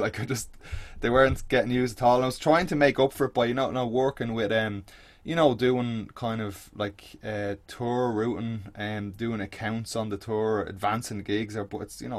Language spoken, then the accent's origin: English; Baldoyle, Leinster, Ireland; I'm back in my parents now, like where I grew up out in Balldoyle. So out by the sea, like kind of North Dublin